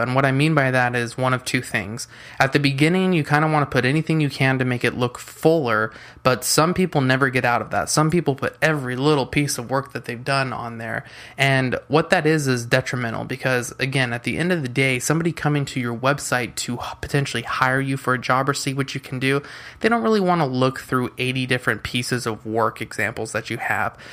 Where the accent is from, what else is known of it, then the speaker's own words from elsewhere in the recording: San Diego, California, United States; I'm from San Diego, California